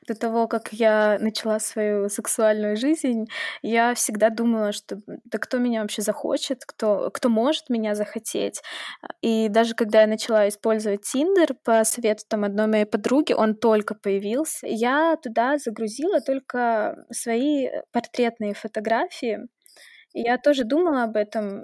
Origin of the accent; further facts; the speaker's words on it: Saint Petersburg, Russia; мне 26, я из Санкт-Петербурга